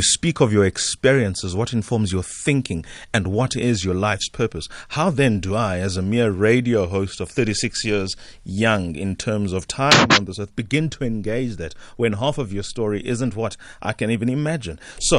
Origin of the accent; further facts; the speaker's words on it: South Africa; have we as a South African done enough, as a South African community, African at large really, done enough to export the essence of who we are?